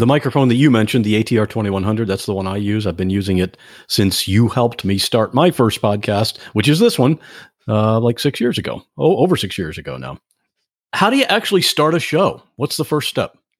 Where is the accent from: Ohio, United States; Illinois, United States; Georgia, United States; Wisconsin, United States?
Ohio, United States; I'm from Ohio